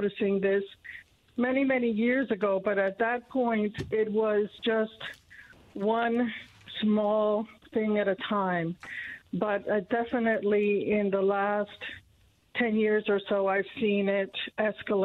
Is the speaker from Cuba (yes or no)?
yes; Cuba; born or raised there; also born or lived in Indiana; now in Noblesville, United States